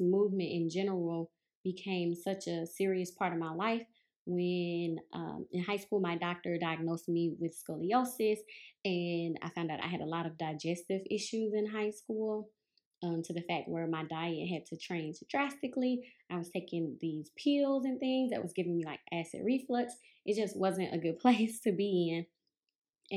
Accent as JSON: {"language": "English", "region": "Mississippi", "country": "United States", "tie": "born or raised there", "also_born_or_lived": "New Orleans, Louisiana / Memphis, Tennessee", "moved": "as an adult", "said": "I was born and raised in Mississippi"}